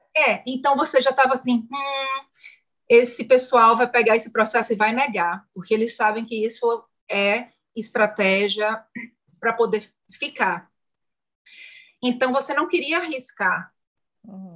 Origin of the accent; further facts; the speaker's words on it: Salvador, Bahia, Brazil; moved away as an adult; now in Canada; eu venho de Salvador, sou baiana, estudei turismo é, na, Uni, na Unifax, Universidade de Salvador